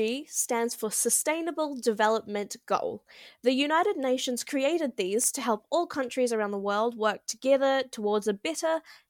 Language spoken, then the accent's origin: English; New Zealand; in my country, Aotearoa, New Zealand. We're a majority English-speaking country